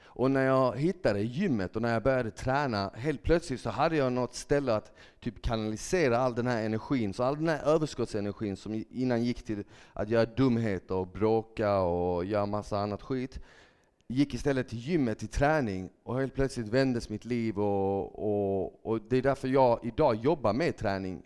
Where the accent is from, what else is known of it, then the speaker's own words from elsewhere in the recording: Malmö, Skåne, Sweden; also born or lived in Bosnia and Herzegovina; jag växte upp i Malmö, jag är född i Bosnien, så jag kom till Sverige när jag var tre år gammal med mina föräldrar.